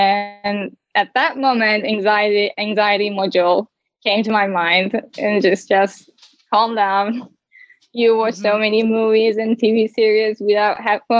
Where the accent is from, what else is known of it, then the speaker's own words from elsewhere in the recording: Turkey; English is a second language; I am 19 years old and I'm from Turkey.